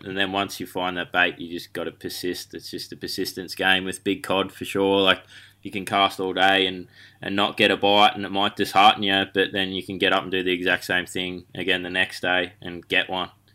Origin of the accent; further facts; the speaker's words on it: Bacchus Marsh, Victoria, Australia; I grew up, um, on the outskirts of Melbourne at Bacchus Marsh